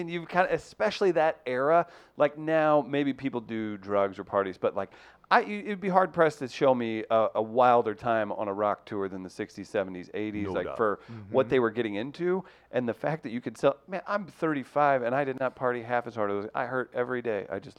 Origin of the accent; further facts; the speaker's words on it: Farmington, Missouri, United States; It's only an hour south of here. You can see where I grew up in Murphy Settlement, Gardner.